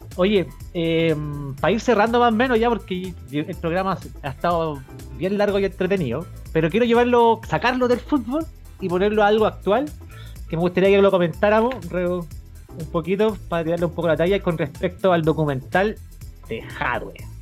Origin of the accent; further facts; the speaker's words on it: Chile; uno como chileno